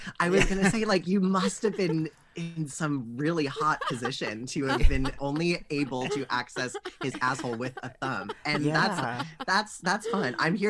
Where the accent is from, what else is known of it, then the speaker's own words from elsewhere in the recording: New Jersey, United States; moved away; I'm from Central Jersey.